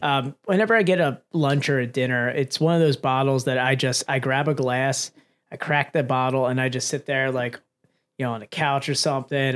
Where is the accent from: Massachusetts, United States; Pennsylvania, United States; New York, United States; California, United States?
Pennsylvania, United States; we're from Pennsylvania